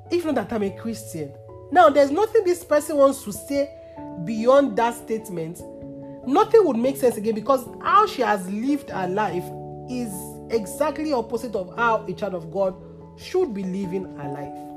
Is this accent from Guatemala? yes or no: no; Nigeria; I am here for a reason, I am Nigerian for a reason